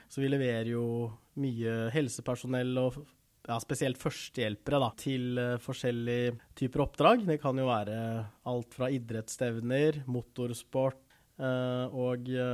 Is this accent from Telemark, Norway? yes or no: no; Rygge, Østfold, Norway; also born or lived in South Korea; jeg kom til Norge når jeg var rundt tre måneder gammel. Og har bodd i Rygge stort sett hele livet